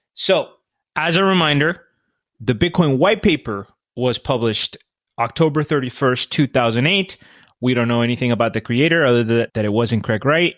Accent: Colombia; I'm from Colombia

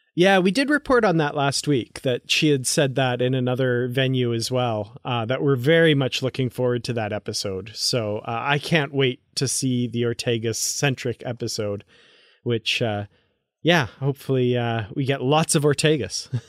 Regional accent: Grande Prairie, Alberta, Canada; my hometown of Grand Prairie, Alberta

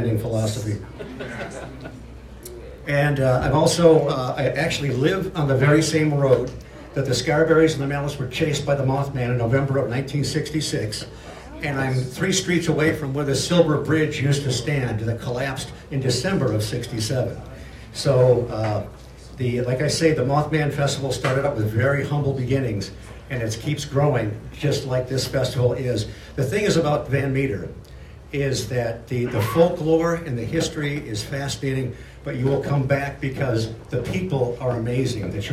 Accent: Michigan, United States; moved away; I'm formerly from Michigan.

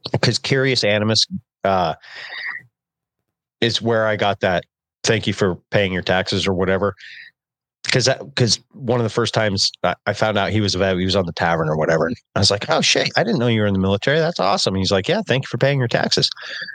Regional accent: United States; I was born in America

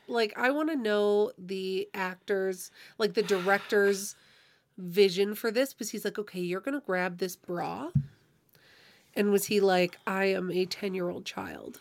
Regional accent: Canada; we're Canadian

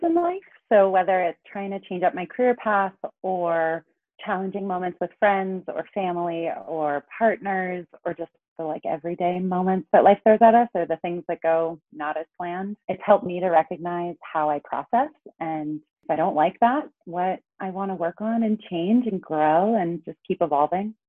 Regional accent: Los Angeles, California, United States; also born or lived in New York / Santa Cruz; I grew up in Los Angeles.

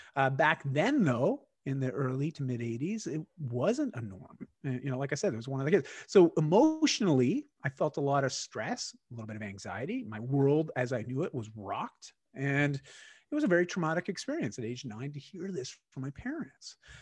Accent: Canada; accent: Canadian; I am Canadian and, uh, my accent, uh, comes through at times.

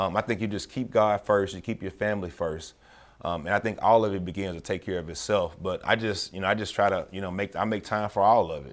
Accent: Memphis, Tennessee, United States; born or raised there; moved away as an adult

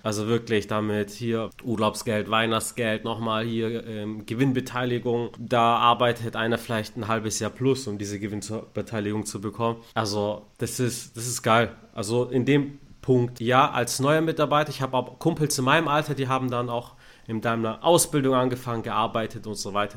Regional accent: Stuttgart, Baden-Württemberg, Germany; ich bin in Stuttgart geboren, aufgewachsen

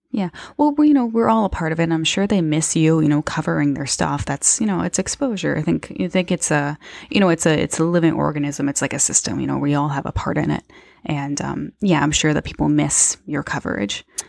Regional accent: Niagara, Ontario, Canada; we're both from Niagara

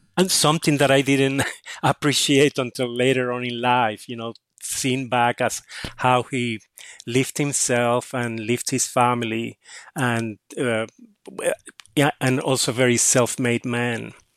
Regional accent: Cataño, Puerto Rico; I grew up in Catania, um, which is a s, a small town across the bay from San Juan in Puerto Rico

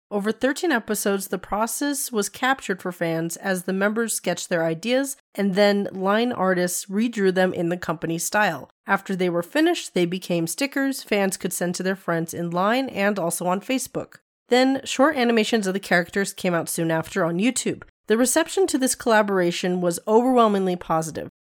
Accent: Nevada, United States; I am from Nevada. I am from the desert.

